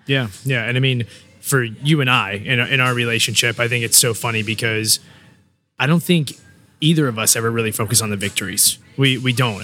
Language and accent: English; Newport News, Virginia, United States; I'm from Newport News, you know, born and raised